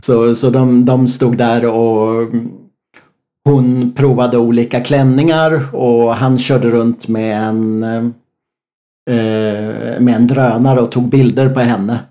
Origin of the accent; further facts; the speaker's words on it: Sweden; som svensk